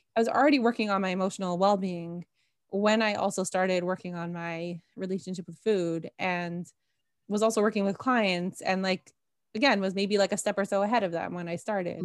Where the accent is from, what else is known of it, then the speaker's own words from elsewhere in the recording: Toronto, Ontario, Canada; also born or lived in Jerusalem, Israel; now in Karmiel, Israel; I'm originally from Toronto.